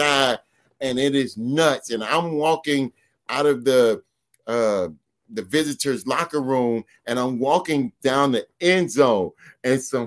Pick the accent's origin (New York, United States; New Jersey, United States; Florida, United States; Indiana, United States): Florida, United States; Miami; I'm from Miami